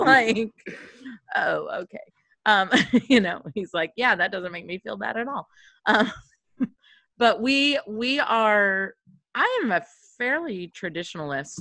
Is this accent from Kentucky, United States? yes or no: yes; Kentucky, United States; moved away; also born or lived in upstate New York; I'm from Kentucky